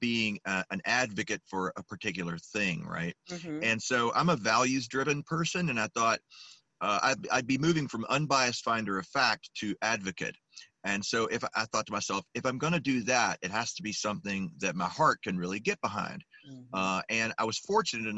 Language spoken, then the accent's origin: English; Memphis, Tennessee, United States; also born or lived in Illinois; I grew up in East Memphis, over there, Summer and White Station